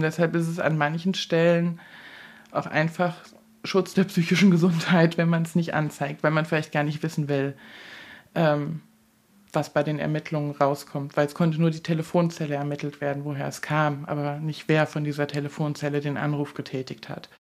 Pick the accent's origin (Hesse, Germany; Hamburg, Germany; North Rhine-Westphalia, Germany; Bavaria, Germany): Hesse, Germany; moved away as an adult; now in Bautzen, Germany; Ich komme aus Hessen